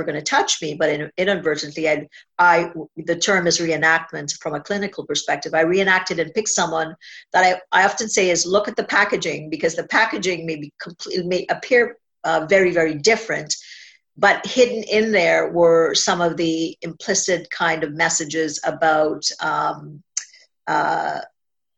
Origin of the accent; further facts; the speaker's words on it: Trinidad & Tobago; I was born in a little island of Trinidad and Tobago in the Caribbean.